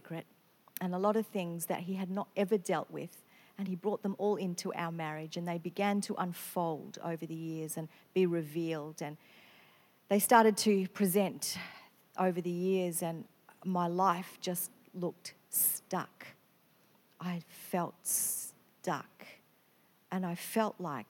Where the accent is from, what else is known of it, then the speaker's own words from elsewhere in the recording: Victoria, Australia; moved away as an adult; now in Queensland, Australia; I come from Victoria, so all my family are in another state.